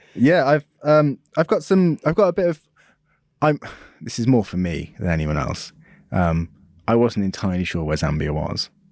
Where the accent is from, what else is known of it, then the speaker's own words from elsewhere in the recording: United Kingdom; being British